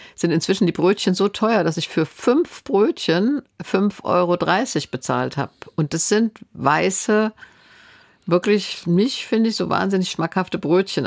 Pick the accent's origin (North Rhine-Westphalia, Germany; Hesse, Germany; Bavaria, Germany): Hesse, Germany; Stadtallendorf; moved away; ich komme ja aus der Stadt, in der Ferrero ist